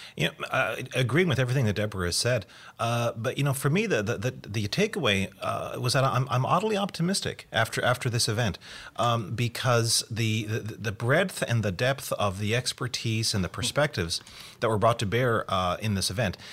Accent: Canada; I am Canadian

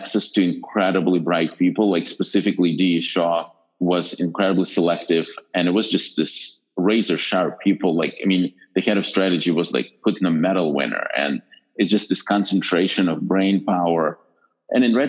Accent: Western Ukraine, Ukraine; moved away as an adult; now in United States; I grew up in a small town in Western Ukraine

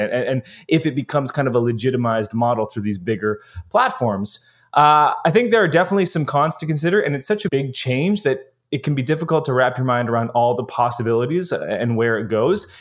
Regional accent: Canada; as a Canadian

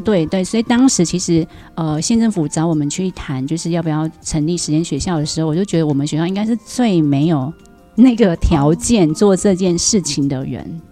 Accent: Renhe, Xinyi Township, Nantou County, Taiwan; 人和博伟讲族语是因为我们距离水里很近，而且我们就国中就在水口中

